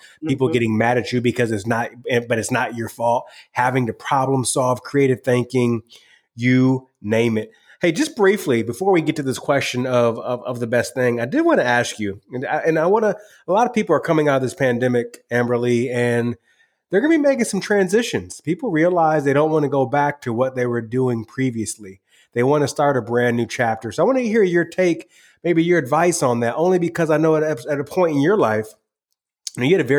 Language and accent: English; Michigan, United States; I'm from Michigan.